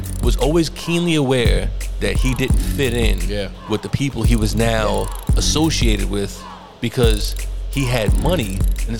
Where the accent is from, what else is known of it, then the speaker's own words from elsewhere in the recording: New York City, New York, United States; we're from the Bronx or whatever, but like, it was still uptown